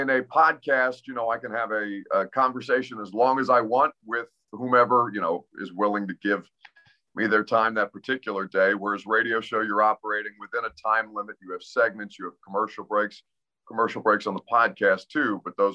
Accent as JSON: {"language": "English", "region": "Indiana", "country": "United States", "said": "I come from Indiana"}